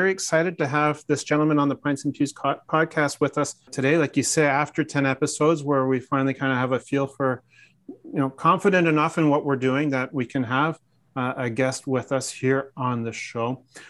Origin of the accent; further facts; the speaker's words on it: Newmarket, Ontario, Canada; the Market Brewing Company out of Newmarket, Ontario. My hometown.